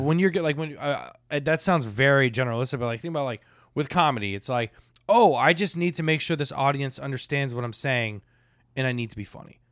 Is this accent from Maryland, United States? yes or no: no; Boca Raton, Florida, United States; We lived in, like, Palm Beach, Boca area